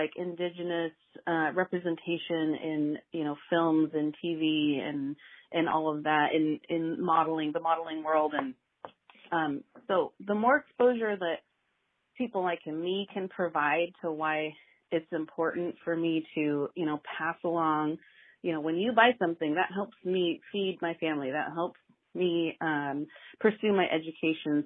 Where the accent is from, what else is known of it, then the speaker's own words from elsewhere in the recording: Pendleton, Oregon, United States; now in Corvallis, United States; my hometown mill